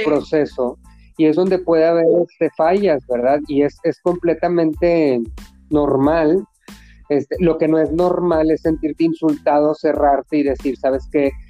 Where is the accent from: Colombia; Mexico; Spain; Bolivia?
Mexico; así somos los mexicanos